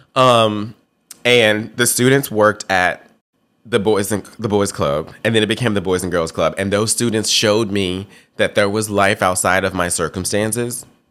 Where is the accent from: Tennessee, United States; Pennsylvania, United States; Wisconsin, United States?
Tennessee, United States; Memphis; I grew up in Memphis, Tennessee, and I lived in South Memphis